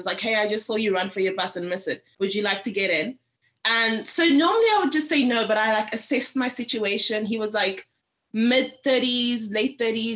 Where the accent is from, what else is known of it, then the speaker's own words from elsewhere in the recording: Cape Town, Western Cape, South Africa; moved away; Cape Town, which is where I'm from